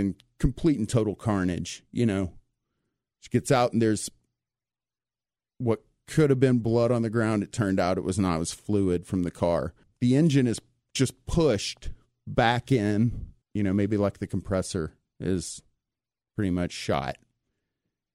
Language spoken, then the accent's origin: English; East Texas, United States; I'm from East Texas. I've been in the woods all my life